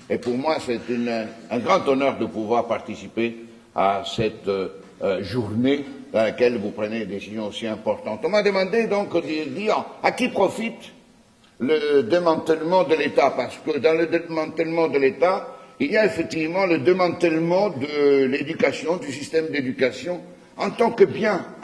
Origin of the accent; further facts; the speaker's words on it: Quebec, Canada; c'est parce que vous dites en tant que Québécois, nous avons envie d'être reconnus